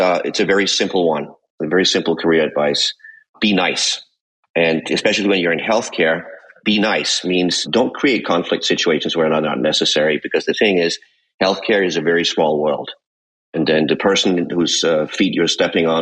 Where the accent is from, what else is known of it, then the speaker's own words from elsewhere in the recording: Denmark; English is a second language; moved away as an adult; also born or lived in Ireland; now in Arizona, United States; I was born and raised in Denmark, which is why you'll sometimes hear that I don't sound entirely native